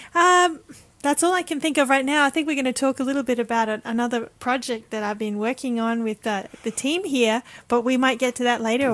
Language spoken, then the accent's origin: English; Sydney, New South Wales, Australia; I grew up in Sydney